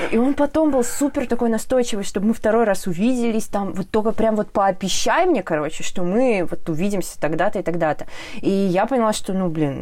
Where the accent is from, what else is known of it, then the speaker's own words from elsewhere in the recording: Orenburg, Orenburg Oblast, Russia; now in Ufa, Russia; я из Оренбурга сама